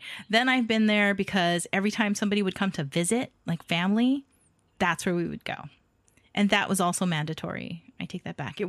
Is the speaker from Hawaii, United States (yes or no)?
yes; Hawaii, United States; as a school kid growing up in Hawaii.